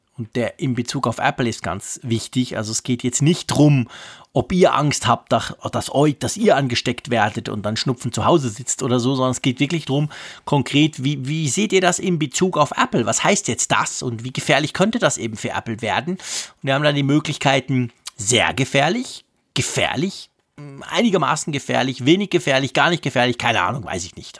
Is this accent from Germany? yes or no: no; Switzerland; Ich als Schweizer